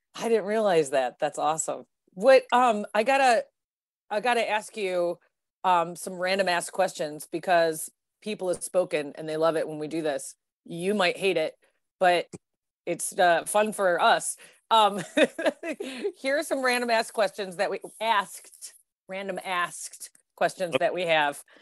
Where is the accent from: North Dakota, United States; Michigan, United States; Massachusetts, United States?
Michigan, United States; Detroit; growing up in Detroit